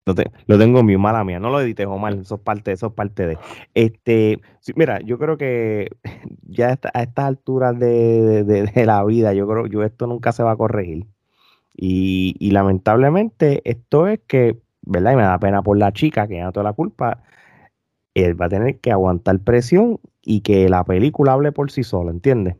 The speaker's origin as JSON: {"language": "Spanish", "country": "Puerto Rico", "moved": "as an adult", "lives_now": "United States", "said": "cuando yo me mudé para acá, hace muchos años, eh, casi más de 10 años atrás, pues hubo momentos de que tú como siendo puertorriqueño"}